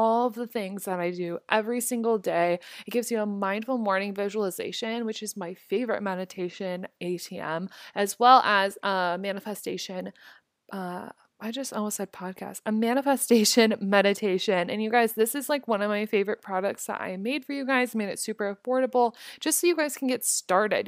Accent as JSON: {"language": "English", "town": "Omaha", "region": "Nebraska", "country": "United States", "tie": "born or raised there", "moved": "yes", "said": "my hometown in Omaha"}